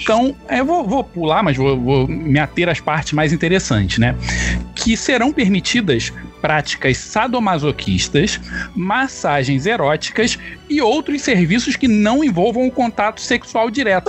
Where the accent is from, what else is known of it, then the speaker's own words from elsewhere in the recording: Rio de Janeiro, Brazil; eu sou carioca